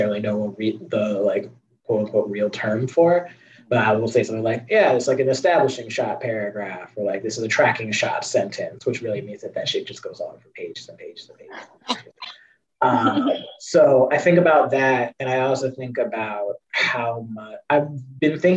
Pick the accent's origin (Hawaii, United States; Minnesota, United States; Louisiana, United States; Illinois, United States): Illinois, United States; Chicago; I'm from Chicago